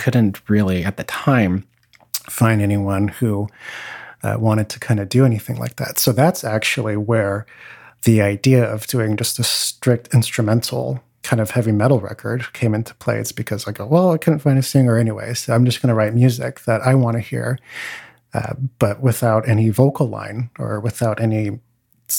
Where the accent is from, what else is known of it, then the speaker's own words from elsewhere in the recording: California, United States; I taught at several different little studios where I grew up in California.